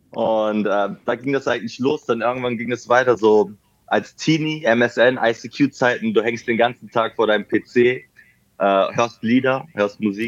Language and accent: German; Mönchengladbach, North Rhine-Westphalia, Germany; now in Berlin, Germany; war das noch damals in meiner Heimat. Also ich wohne mittlerweile in Berlin. Ich komme aber ursprünglich mhm. aus Mönchengladbach.